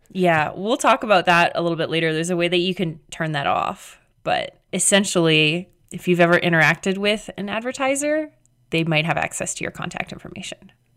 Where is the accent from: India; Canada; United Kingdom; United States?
Canada; I'm Canadian.